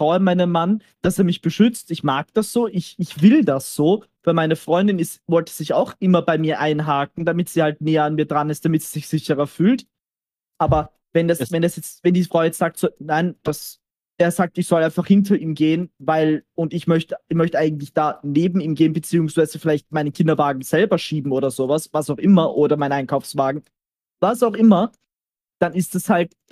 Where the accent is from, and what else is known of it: Austria